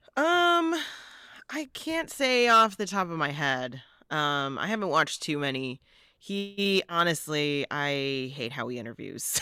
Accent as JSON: {"language": "English", "town": "Joliet", "region": "Illinois", "country": "United States", "tie": "born or raised there", "moved": "yes", "said": "I grew up, I'm from Joliet"}